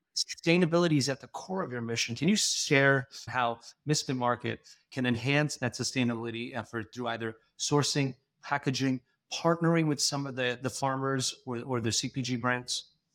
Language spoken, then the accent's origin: English; India; Being Indian